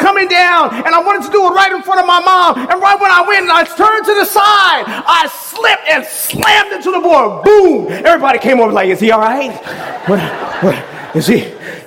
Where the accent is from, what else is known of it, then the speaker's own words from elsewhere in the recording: Southern California, United States; I grew up in Southern California